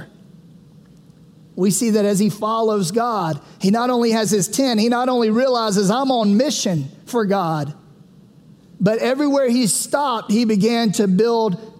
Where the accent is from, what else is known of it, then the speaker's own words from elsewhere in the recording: Sumter, South Carolina, United States; I'm from Sumter, South Carolina